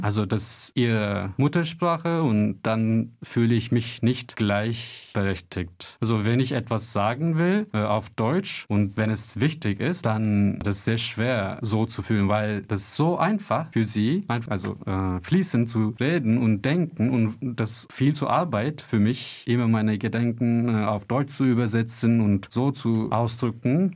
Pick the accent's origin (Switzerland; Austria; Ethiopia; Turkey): Turkey; German is a second language; now in Germany; ich viele Freunde und meine Familie in der Türkei haben